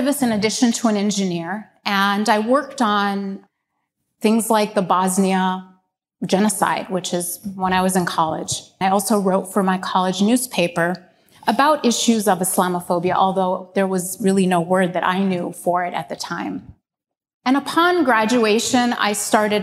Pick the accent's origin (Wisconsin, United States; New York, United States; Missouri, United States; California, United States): Wisconsin, United States; Madison; also born or lived in Egypt; That is how I came to the United States and ended up in Madison, Wisconsin, when I was 5 years old. I grew up in Madison